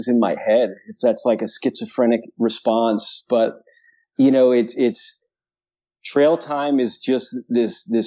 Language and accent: English; New York City, New York, United States; moved away as an adult; also born or lived in Albany, New York / Colorado / Vermont; I grew up on the East Coast. So, right. Born and raised in New York City area.